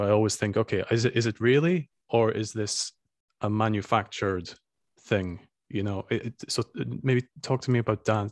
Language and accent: English; Scotland, United Kingdom; now in Estonia; I'm from Scotland